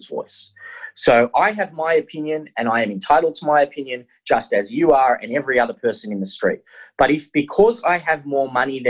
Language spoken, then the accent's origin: English; Australia; I'm an Australian